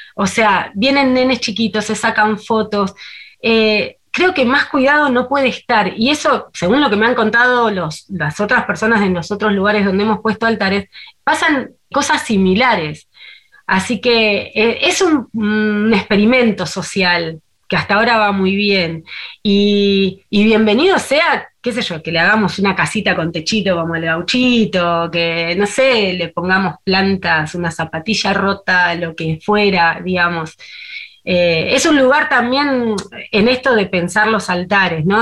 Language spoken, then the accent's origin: Spanish; Argentina; a mí como argentino